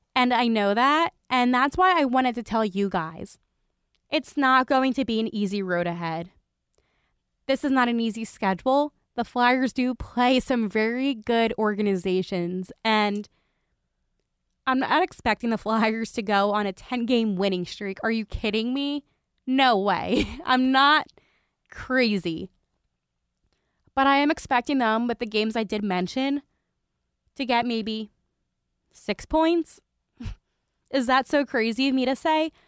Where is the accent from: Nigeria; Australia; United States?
United States; Philadelphia, Pennsylvania; as a reporter, and as also a Philadelphian